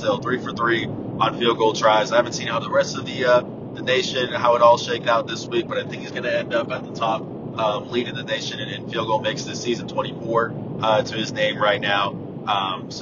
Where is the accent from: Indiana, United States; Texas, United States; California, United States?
Texas, United States; San Antonio; now in Oklahoma City, United States; I'm from San Antonio, so I'm from Texas